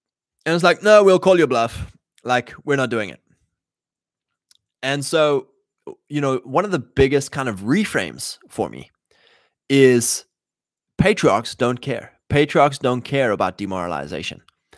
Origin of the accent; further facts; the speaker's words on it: Canada; I'm Canadian.